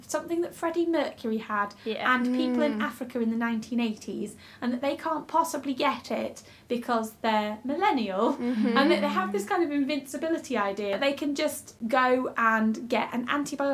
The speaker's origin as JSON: {"language": "English", "town": "Macclesfield", "region": "North West England", "country": "United Kingdom", "said": "I'm from Macclesfield"}